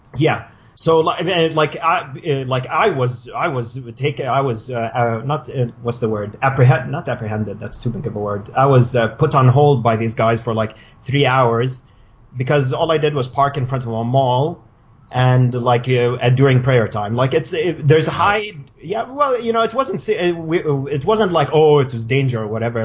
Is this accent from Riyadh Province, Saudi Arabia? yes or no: yes; Riyadh, Riyadh Province, Saudi Arabia; moved away as an adult; also born or lived in Cairo, Egypt; I come from uh, Saudi Arabia. I was born and raised in Riyadh.